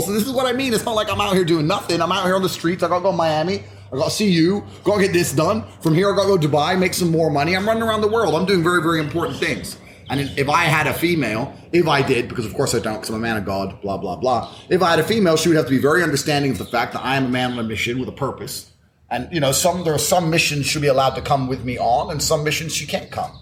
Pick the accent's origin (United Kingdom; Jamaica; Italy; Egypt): United Kingdom; Luton, East of England; moved away as an adult; also born or lived in Washington, D.C., United States; I left when I was nine, and I grew up on a council estate in Luton